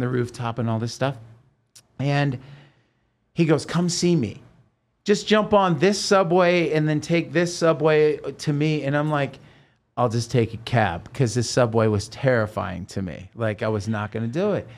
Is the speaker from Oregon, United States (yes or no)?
yes; Oregon, United States; moved away as an adult; also born or lived in Los Angeles; I'm from Oregon